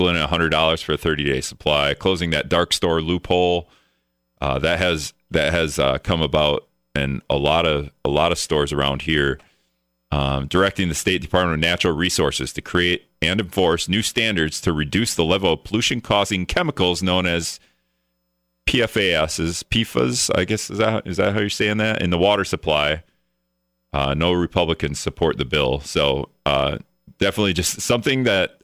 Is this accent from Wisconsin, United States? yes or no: yes; Wisconsin, United States; now in Minnesota, United States; I live in Minnesota. I'm from Wisconsin, so my whole family lives in Wisconsin.